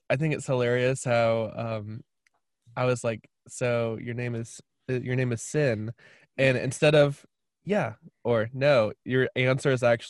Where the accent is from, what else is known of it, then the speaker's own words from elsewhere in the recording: United States; I'm an American.